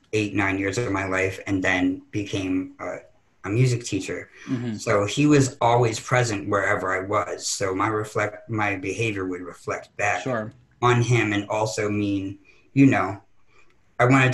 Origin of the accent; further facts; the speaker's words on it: upstate New York, United States; also born or lived in Pennsylvania; I grew up in upstate New York, halfway between Syracuse and Albany.